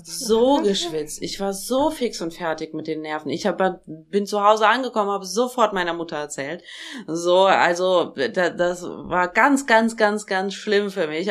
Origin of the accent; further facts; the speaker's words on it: Germany; also born or lived in Tashkent, Uzbekistan; als ich, glaube ich, drei Jahre alt war, sind wir von Taschkent nach Deutschland gezogen. Also von äh, Taschkent ist die Hauptstadt von Usbekistan, da bin ich geboren.